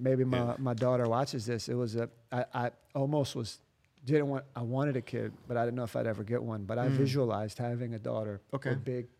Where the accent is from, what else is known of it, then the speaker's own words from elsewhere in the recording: United States; moved away as an adult; also born or lived in Miami; now in Germany; I'm an American living in Germany.